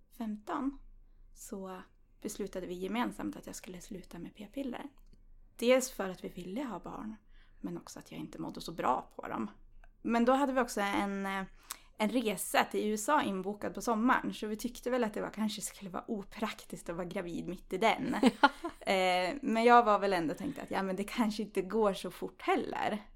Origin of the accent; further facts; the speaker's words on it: Östersund, Jämtland, Sweden; Jag kommer från Östersund